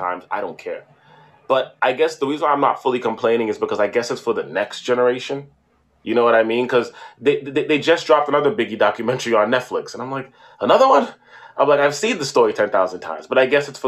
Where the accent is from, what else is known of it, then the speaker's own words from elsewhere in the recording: Toronto, Ontario, Canada; growing up in Toronto in a Caribbean diaspora